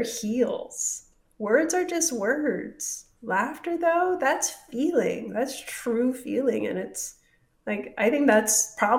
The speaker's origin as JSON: {"language": "English", "region": "Hawaii", "country": "United States", "tie": "born or raised there", "moved": "yes", "said": "I was born and raised in Hawaii"}